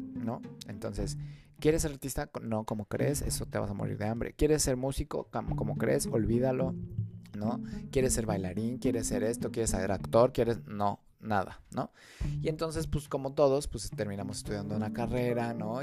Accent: Mexico; yo soy de México

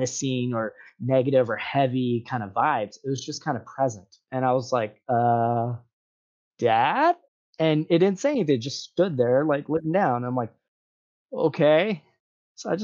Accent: Hawaii, United States; I grew up in Hawaii

